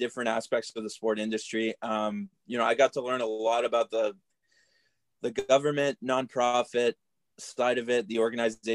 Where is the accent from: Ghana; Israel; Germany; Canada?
Canada; Cornwall, Ontario; I'm from Cornwall, Ontario. Grew up here, played minor hockey here.